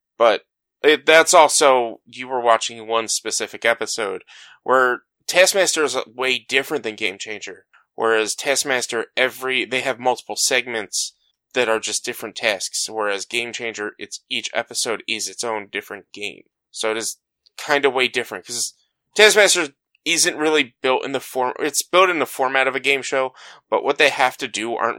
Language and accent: English; New Jersey, United States; I'm also from Jersey